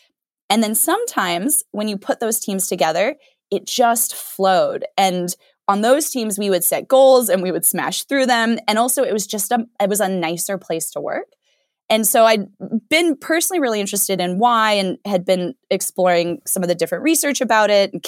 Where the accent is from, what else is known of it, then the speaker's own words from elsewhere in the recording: Arizona, United States; I grew up in Arizona and then did my college degree out at Stanford.